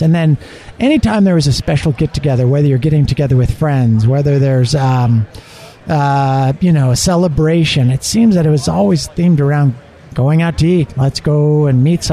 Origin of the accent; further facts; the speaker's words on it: Southern California, United States; moved away as an adult; also born or lived in Bay Area, California / Kansas City; I grew up in Southern California, and I was a busboy at Bob's Big Boy